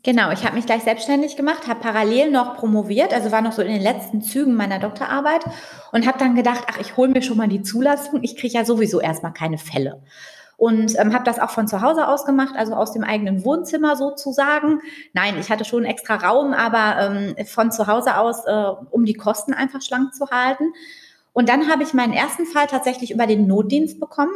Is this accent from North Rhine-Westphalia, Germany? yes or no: yes; Dortmund, North Rhine-Westphalia, Germany; ich bin ja hier in Dortmund aufgewachsen